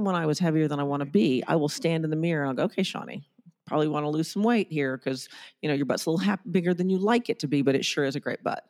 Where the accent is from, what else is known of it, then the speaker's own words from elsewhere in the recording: Germany; moved away; I grew up in Germany and I was topless on the beach at sixteen